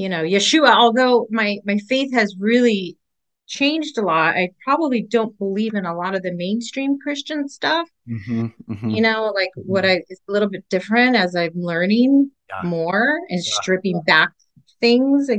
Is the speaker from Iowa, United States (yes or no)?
no; Orange County, California, United States; moved away as an adult; also born or lived in São Paulo, Brazil / Massachusetts / Miami, Florida; now in Florida, United States; I grew up in Orange County. You know, which was an awesome place to grow up